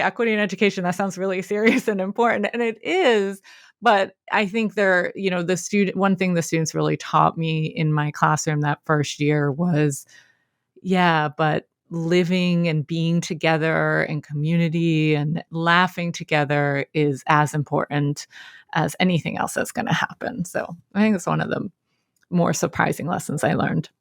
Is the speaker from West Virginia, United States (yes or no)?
no; Philadelphia, Pennsylvania, United States; I'm born and raised in Philadelphia, P A.